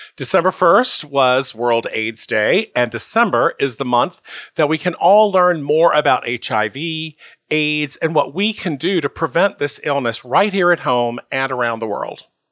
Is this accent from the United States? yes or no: yes; the South, United States; maybe it's our Southern heritage, right? We both grew up in the South.